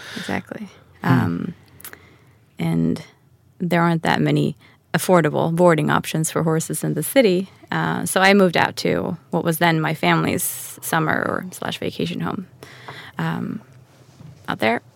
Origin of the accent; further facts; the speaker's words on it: Stockholm, Stockholm County, Sweden; moved away as an adult; also born or lived in Manhattan, New York; Born and raised in Stockholm.